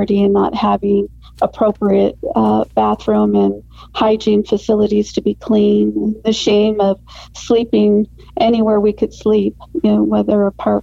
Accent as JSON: {"language": "English", "town": "Phoenix", "region": "Arizona", "country": "United States", "tie": "born or raised there", "said": "I was raised here in the Valley of the Sun in Arizona, and I love the Valley"}